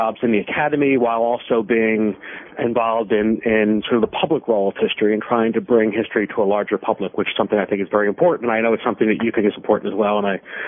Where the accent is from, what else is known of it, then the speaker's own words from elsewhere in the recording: Philadelphia, Pennsylvania, United States; Sure. Well, I grew up in Philadelphia and thought I was going to be a professional baseball player.